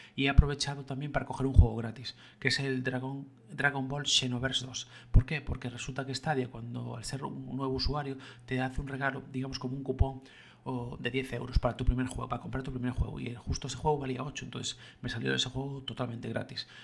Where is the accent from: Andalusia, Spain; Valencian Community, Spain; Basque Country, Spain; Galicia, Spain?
Galicia, Spain; yo como gallego siempre lo, recité y lo escuché en gallego